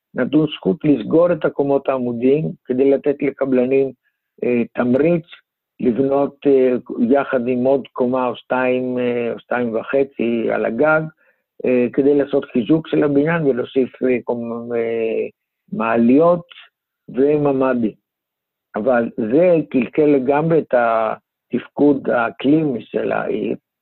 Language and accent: Hebrew; Greece; now in Israel; אני מיוון, ולמדתי שם